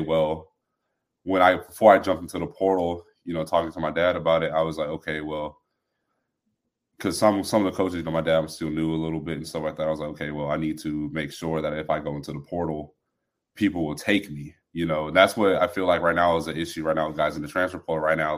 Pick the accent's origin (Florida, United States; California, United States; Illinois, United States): California, United States; Moreno Valley; we're both from Reno Valley, California